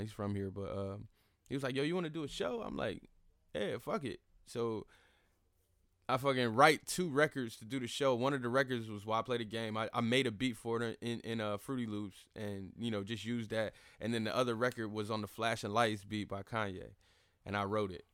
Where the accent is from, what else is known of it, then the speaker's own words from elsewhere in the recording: Fayetteville, North Carolina, United States; also born or lived in Charlotte, North Carolina; I'm born and raised in the Vale. I was born at K-Fair